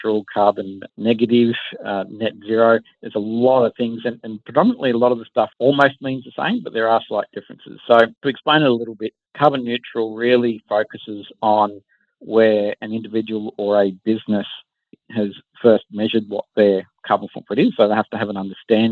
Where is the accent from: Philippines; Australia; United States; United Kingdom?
Australia; Wollongong, New South Wales; So we grew up in Wollongong, my co-founder